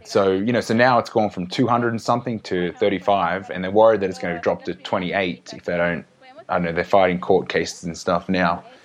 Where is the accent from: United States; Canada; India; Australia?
Australia; growing up in Australia